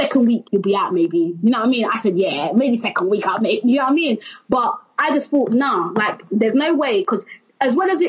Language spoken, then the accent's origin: English; London, United Kingdom; also born or lived in Stratford, London; young black girl from East London, Canning Town, Stratford, growing up in Canning Town, living in Stratford.